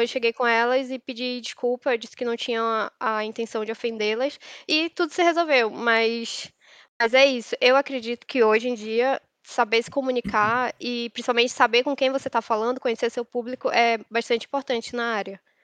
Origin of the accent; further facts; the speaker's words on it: Manaus, Amazonas, Brazil; moved away as an adult; now in São Paulo, Brazil; eu me mudei para São Paulo. Me mudei para São, eu sou de Manaus